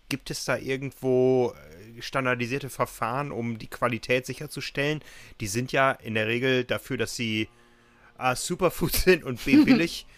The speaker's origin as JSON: {"language": "German", "region": "North Rhine-Westphalia", "country": "Germany", "tie": "born or raised there", "accent": "Westphalian", "said": "Das kommt so eher aus dem Westfälischen. Man hört es meiner Stimme ja so ein bisschen"}